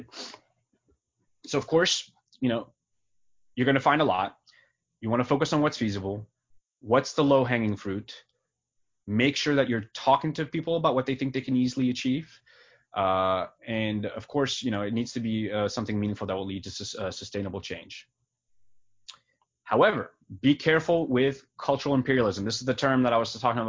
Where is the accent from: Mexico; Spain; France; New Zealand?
France; now in United States; I was born in France. I'm from a different country.